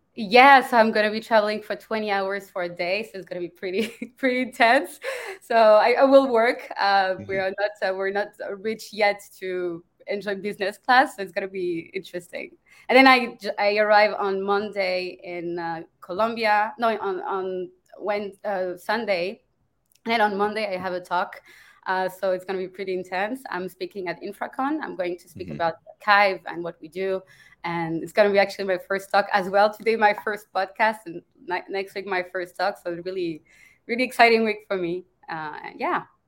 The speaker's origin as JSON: {"language": "English", "country": "France", "also_born_or_lived": "Germany / Dubai / Rome, Italy", "moved": "as an adult", "said": "I'm from France, but it's been a long time since I, I since I live in France"}